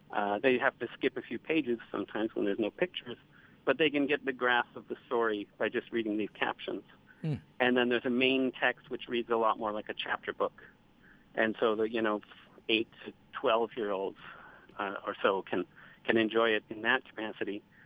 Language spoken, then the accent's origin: English; United States; as an American